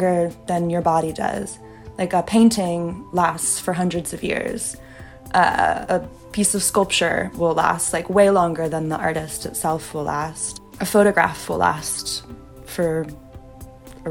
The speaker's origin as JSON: {"language": "English", "area": "the Bay Area", "region": "California", "country": "United States", "tie": "born or raised there", "said": "I'm like from the Bay. I grew up like hiking, backpacking all around California"}